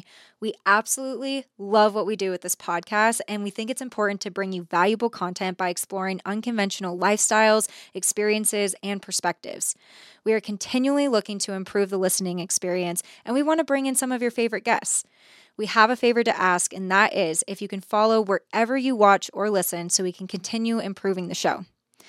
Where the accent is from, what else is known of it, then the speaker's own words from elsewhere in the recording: San Ramon, California, United States; moved away; I grew up in the Bay Area as well. I'm from San Ramon, like the East Bay area.